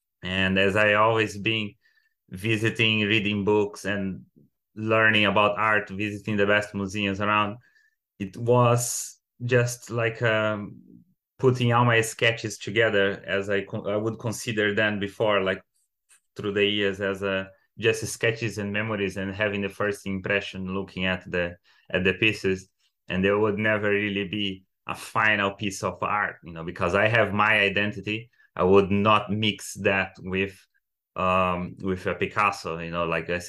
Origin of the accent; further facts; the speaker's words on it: Brazil; now in London, United Kingdom; I'm 31 and I moved from Brazil few countries before I get to London where I'm based now